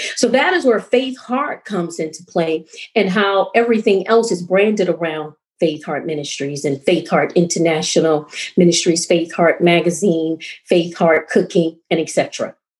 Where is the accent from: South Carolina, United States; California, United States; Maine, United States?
South Carolina, United States; also born or lived in Asia; I'm from South Carolina